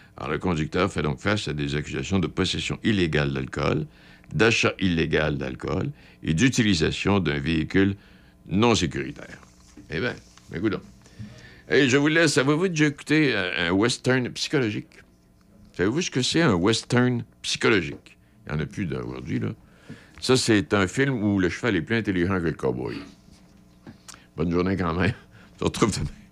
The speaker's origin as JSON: {"language": "French", "region": "Quebec", "country": "Canada", "said": "chez nous au Québec"}